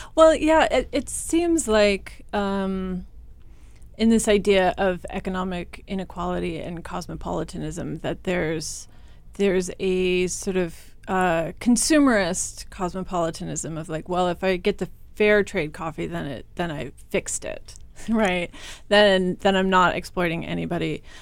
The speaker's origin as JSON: {"language": "English", "region": "Kansas", "country": "United States", "said": "I'm, I'm from Kansas. Um, small rural Kansas"}